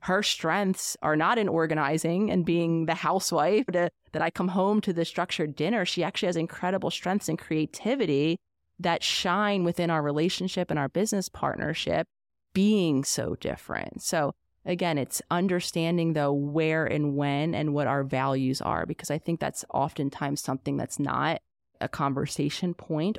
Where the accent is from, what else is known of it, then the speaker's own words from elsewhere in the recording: Pennsylvania, United States; we're living in my home state of Pennsylvania.